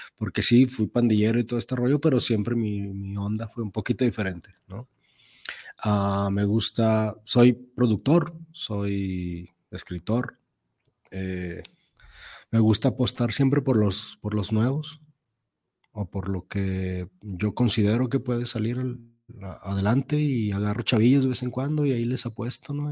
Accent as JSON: {"language": "Spanish", "country": "Mexico"}